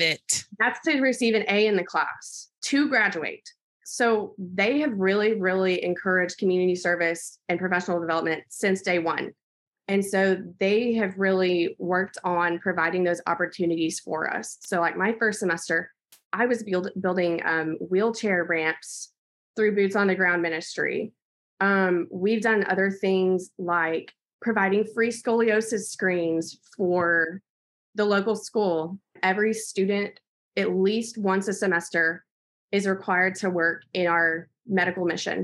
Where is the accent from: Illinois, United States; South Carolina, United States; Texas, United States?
Texas, United States; Snyder; also born or lived in Abilene, Texas; I'm from Snyder, Texas, and I'll be moving to Midland soon.